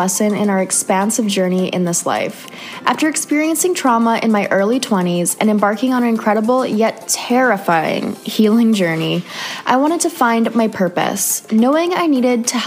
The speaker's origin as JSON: {"language": "English", "country": "Canada", "moved": "yes", "said": "another Canadian girl"}